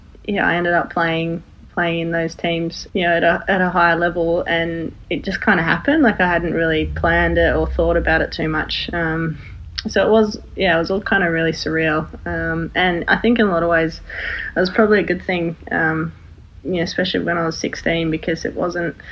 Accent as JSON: {"language": "English", "town": "Sydney", "region": "New South Wales", "country": "Australia", "tie": "born or raised there", "said": "growing up in Sydney or in Australia"}